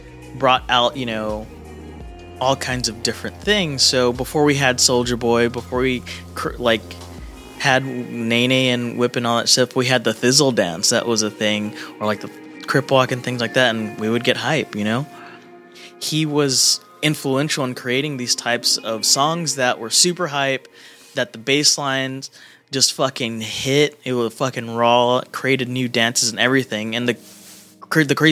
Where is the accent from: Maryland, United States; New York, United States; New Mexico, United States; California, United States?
California, United States; as a teenager, like I said earlier, growing up in California